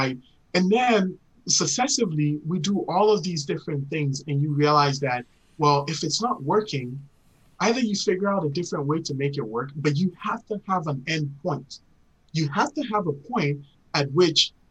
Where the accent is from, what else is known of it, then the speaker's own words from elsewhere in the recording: Ghana; moved away; growing up in Ghana